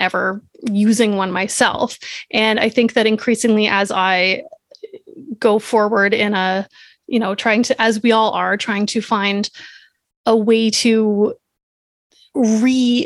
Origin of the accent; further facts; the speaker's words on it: Canada; I'm Canadian